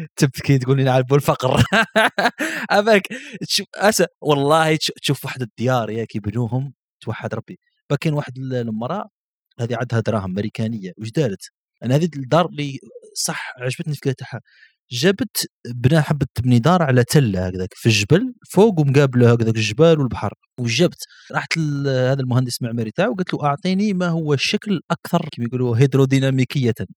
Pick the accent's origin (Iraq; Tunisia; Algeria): Algeria; Laghouat, Laghouat Province; انا من الاقواد